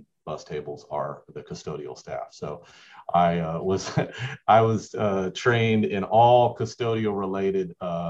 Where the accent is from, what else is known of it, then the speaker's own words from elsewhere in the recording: Mount Dora, Florida, United States; moved away as an adult; also born or lived in Georgetown, Kentucky / Toccoa Falls, Georgia; now in Georgia, United States; a town called Mount Dora. This is the area that I grew up, not far from Disney World.